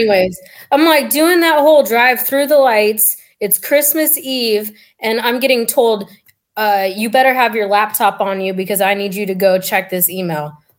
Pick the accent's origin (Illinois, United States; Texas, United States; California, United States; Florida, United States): California, United States; Fremont; also born or lived in San Diego; I grew up in the Bay Area, uh, right outside of San Francisco and Fremont